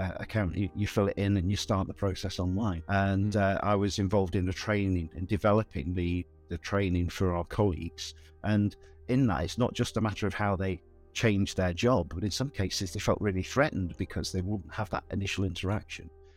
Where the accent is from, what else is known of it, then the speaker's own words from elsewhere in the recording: Southport, North West England, United Kingdom; also born or lived in Bangor, Wales; I grew up in Southport, which is in the northwest of England on the sea.